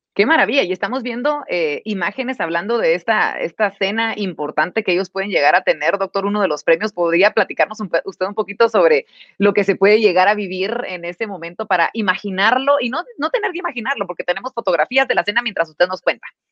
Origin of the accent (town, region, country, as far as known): Guatemala